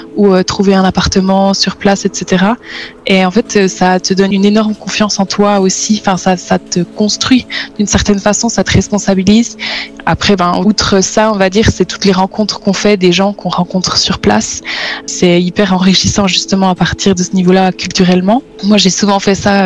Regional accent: Switzerland; also born or lived in Netherlands; je suis suisse

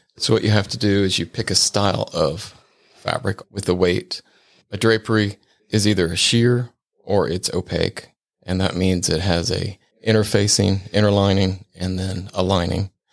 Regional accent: Cincinnati, Ohio, United States; moved away; also born or lived in Sarasota, Florida; I'm originally from Cincinnati, Ohio

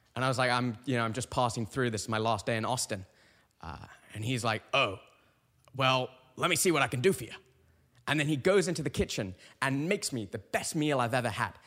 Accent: United Kingdom; now in Connecticut, United States; I'm a Brit

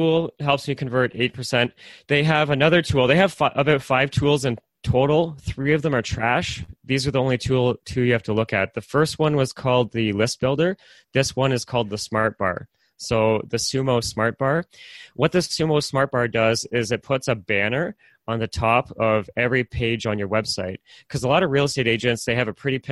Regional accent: Oshawa, Ontario, Canada; I'm from Oshawa

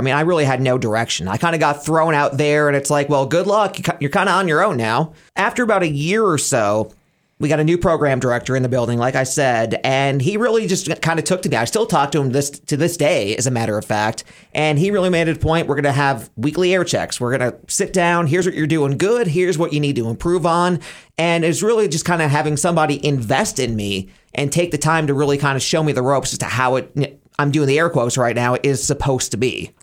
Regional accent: Scranton, Pennsylvania, United States; moved away as an adult; also born or lived in Elmira, New York / State College, Pennsylvania; Cumulus Radio in Scranton, Wilkes-Barre, my hometown

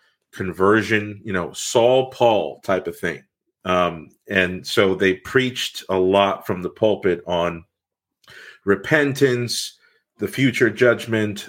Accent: Miami Beach, Florida, United States; I was born in Miami Beach, Florida, and born into a Hispanic family

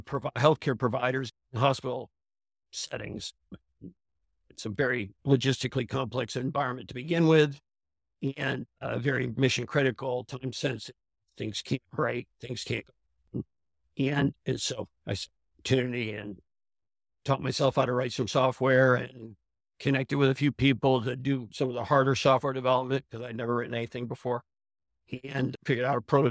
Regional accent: Clayton, New York, United States; now in Yardley, United States; I grew up in a small town called Clayton, New York

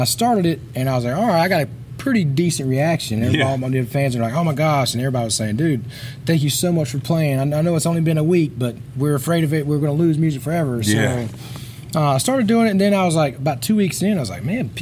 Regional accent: Sumter, South Carolina, United States; now in Nashville, United States; I am from Sumter, South Carolina. I've been in Nashville for a little while

